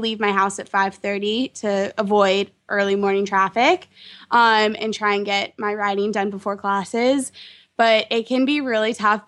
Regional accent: London, United Kingdom; moved away as an adult; also born or lived in Texas, United States; now in Washington, D.C., United States; I grew up in London, England. I moved there when I was 6. I was originally born in Texas

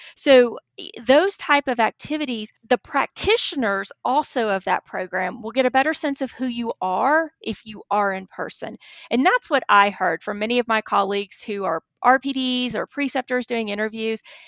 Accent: Texas, United States; moved away as an adult; now in Alabama, United States; I grew up in Texas

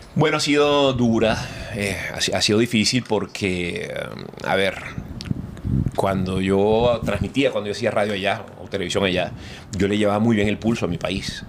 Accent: Venezuela; moved away as an adult; now in Miami, United States; yo salí de Venezuela

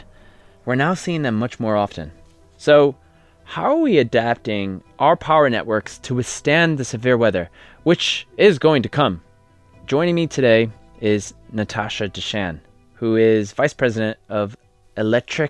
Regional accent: Connecticut, United States; moved away; growing up in Connecticut

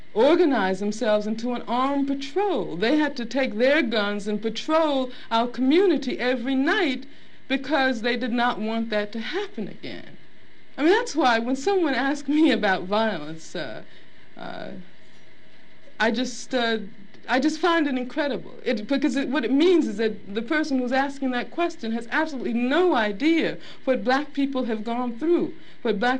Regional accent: Birmingham, Alabama, United States; I grew up in Birmingham, Alabama

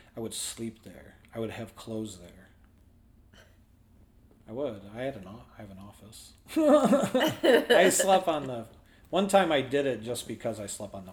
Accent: Wyandotte, Michigan, United States; also born or lived in Taylor, Michigan / Allen Park, Michigan; I grew up in Wyandotte, Michigan, which is downriver near Detroit

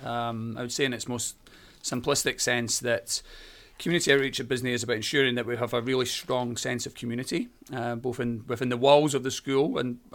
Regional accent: Edinburgh, Scotland, United Kingdom; accent: Scottish; As you can probably tell from my accent, I'm Scottish. I was born and bred in Edinburgh, in the city centre of Edinburgh.

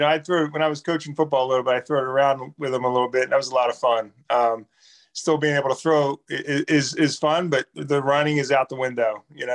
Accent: Ridley Township, Pennsylvania, United States; moved away as an adult; also born or lived in Darby, Pennsylvania; I grew up in Ridley Township, Pennsylvania, but I remember when I first got to UVA, they asked me, where you born? Well, I was born in Darby, and it was a town over.

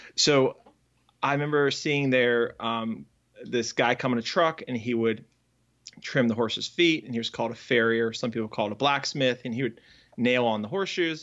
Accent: Northern Virginia, United States; now in Raleigh, United States; I grew up in Northern Virginia

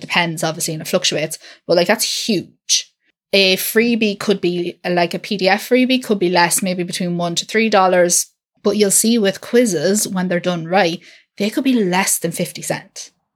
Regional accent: Ireland; I'm from Ireland, I'm not in the U K.

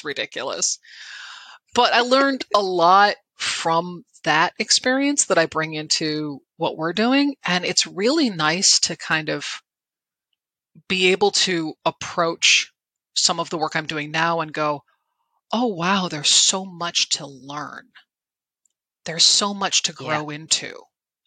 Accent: Connecticut, United States; I'm from Connecticut

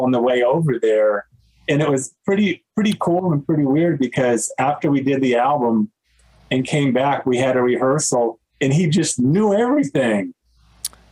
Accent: Texas, United States; I had never been out of Texas

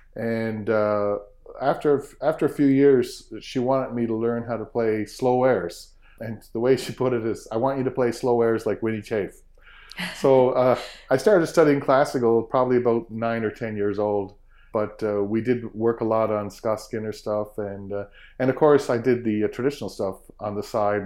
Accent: Sydney Mines, Nova Scotia, Canada; growing up in Sydney Mines, we had a piano at the house

